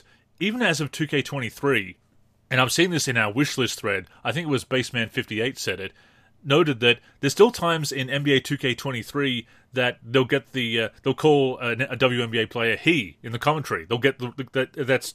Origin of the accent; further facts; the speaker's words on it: Australia; growing up in Australia